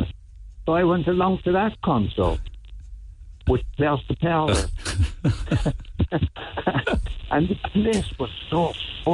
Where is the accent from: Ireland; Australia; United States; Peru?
Ireland; I come from Ireland